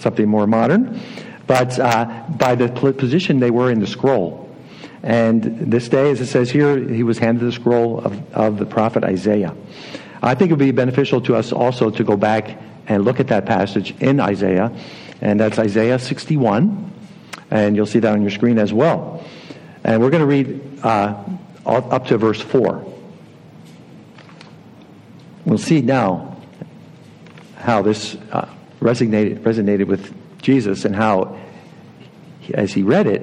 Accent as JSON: {"language": "English", "town": "Philadelphia", "region": "Pennsylvania", "country": "United States", "also_born_or_lived": "Dominican Republic", "moved": "as an adult", "said": "I'm from the Philly area originally"}